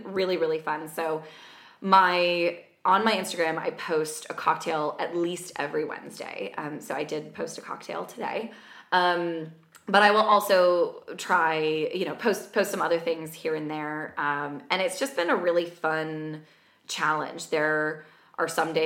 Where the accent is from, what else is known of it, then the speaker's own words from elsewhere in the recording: Washington, D.C. area, hometown next to Rockville, Maryland, United States; moved away as an adult; now in London, United Kingdom; I'm from the Washington, D.C. area